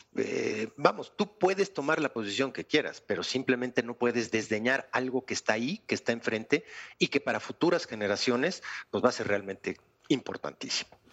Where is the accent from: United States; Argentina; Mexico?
Mexico